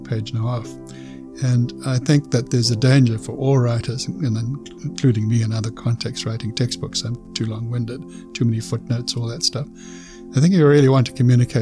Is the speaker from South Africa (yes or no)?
yes; South Africa; moved away as an adult; now in Canada; I was born in South Africa in 1943